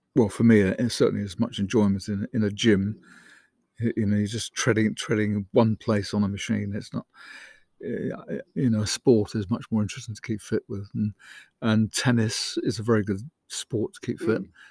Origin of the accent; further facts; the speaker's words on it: Isle of Sheppey, South East England, United Kingdom; I was born on the Isle of Sheppey